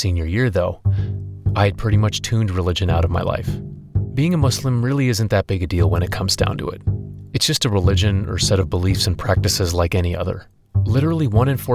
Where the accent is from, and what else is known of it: Acton, Massachusetts, United States; born or raised there